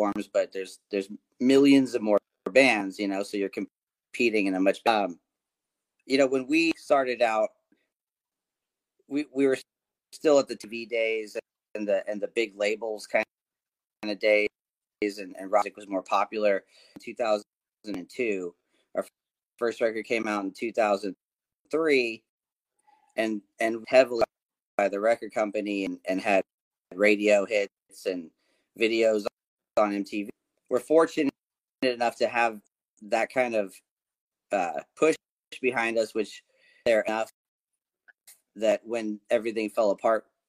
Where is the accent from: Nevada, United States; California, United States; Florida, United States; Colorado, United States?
California, United States; moved away as an adult; also born or lived in Conway, Arkansas / Northwest Arkansas; now in Arkansas, United States; I've lived here for the last 9 years, but I'm from California originally, so I moved here.